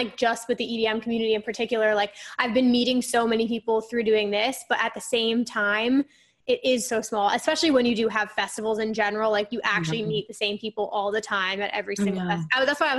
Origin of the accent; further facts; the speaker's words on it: New Jersey, United States; I'm from North Jersey